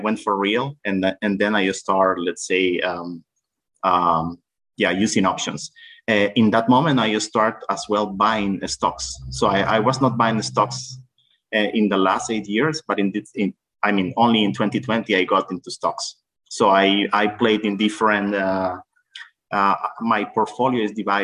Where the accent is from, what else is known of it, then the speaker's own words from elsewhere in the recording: Nicaragua; now in El Salvador; I'm from Central America, originally from Nicaragua, but I live in El Salvador.